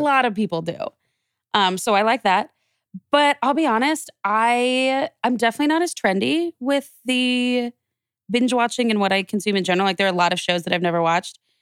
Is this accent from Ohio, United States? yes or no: no; Wichita, Kansas, United States; moved away as an adult; also born or lived in Nebraska; now in Phoenix, United States; growing up in, in Wichita, and I stayed in Wichita for college, and I was there until I came out here to Phoenix